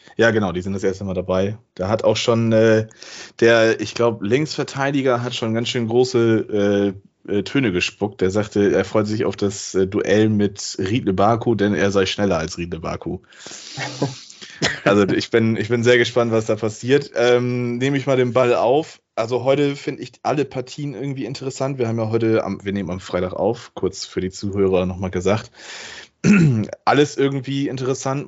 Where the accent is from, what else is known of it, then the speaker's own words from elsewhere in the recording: Lower Saxony, Germany; als Niedersachse